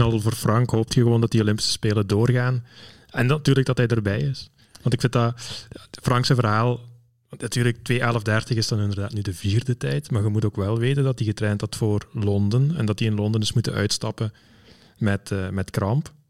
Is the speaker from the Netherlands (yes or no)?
no; Belgium; als Belgen